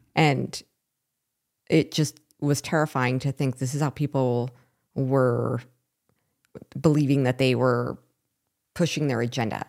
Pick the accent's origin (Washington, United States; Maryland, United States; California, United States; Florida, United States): Washington, United States; Seattle; moved away as an adult; also born or lived in Portland, Oregon / Vancouver, Washington; I was born in Seattle and raised in the Seattle area